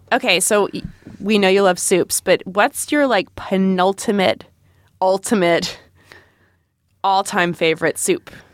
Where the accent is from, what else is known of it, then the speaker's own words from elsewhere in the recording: Rhode Island, United States; I grew up in Rhode Island